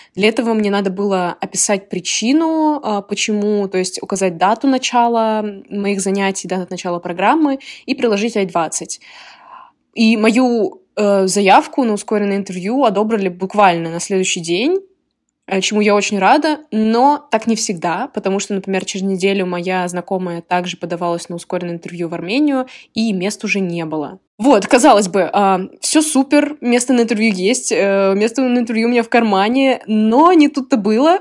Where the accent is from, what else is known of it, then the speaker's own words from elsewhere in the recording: Moscow, Russia; moved away as an adult; now in Illinois, United States; я из Москвы, из России, и сейчас я учусь в США